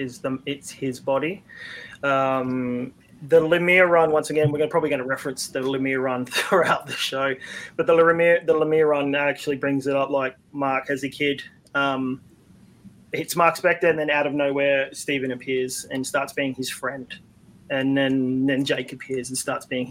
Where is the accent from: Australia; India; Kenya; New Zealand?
Australia; being an Australian